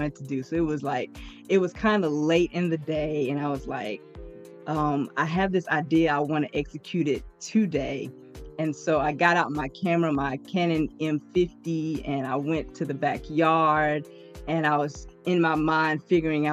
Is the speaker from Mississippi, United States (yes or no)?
yes; Soso, Mississippi, United States; I'm from Soso, Mississippi.